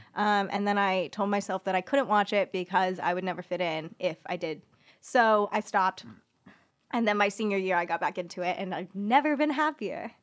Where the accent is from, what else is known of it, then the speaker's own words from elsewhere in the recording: Orange County, Southern California, United States; I am from Southern California. I am from Orange County